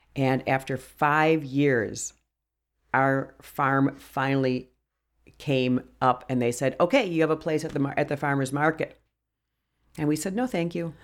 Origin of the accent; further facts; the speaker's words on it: Brookfield, Wisconsin, United States; also born or lived in Milwaukee, Wisconsin / Jefferson County, Wisconsin; I grew up in Brookfield in the suburbs of Milwaukee